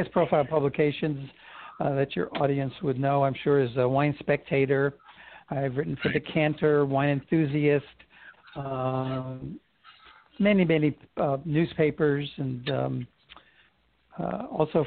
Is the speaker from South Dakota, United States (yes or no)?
no; New York City, New York, United States; now in San Francisco, United States; when I was a boy growing up in Brooklyn